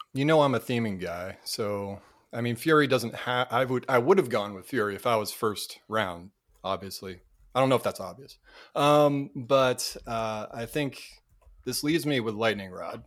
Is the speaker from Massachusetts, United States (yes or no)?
yes; Cape Cod, Massachusetts, United States; moved away; also born or lived in North Carolina; Cape Cod, Massachusetts